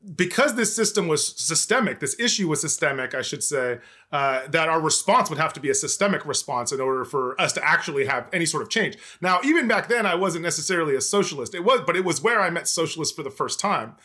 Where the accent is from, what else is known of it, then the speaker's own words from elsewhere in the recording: El Cajon, California, United States; police brutality uprising in my hometown in two thousand sixteen